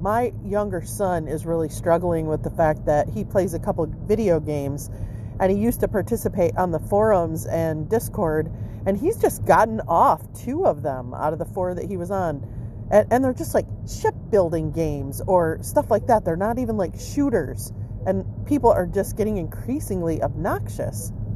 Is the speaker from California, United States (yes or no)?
no; Michigan, United States; where I grew up in Michigan